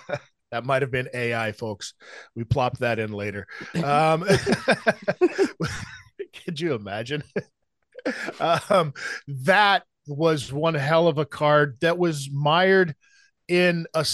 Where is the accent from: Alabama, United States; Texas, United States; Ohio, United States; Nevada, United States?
Nevada, United States; Las Vegas; also born or lived in California / Washington State; now in Ontario, Canada; Yeah, born and raised in Las Vegas, moved around, but pretty much everywhere all along the West Coast. You know what I mean? So California into Washington State.